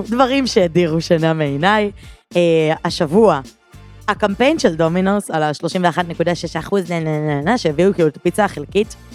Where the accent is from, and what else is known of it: Givatayim, Tel Aviv District, Israel